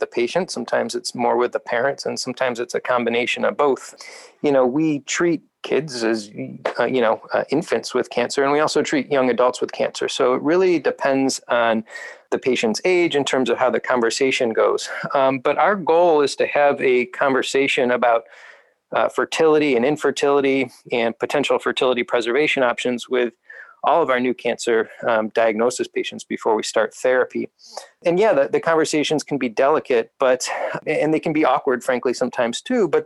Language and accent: English; Northeast Ohio, United States; I grew up in Northeast Ohio myself.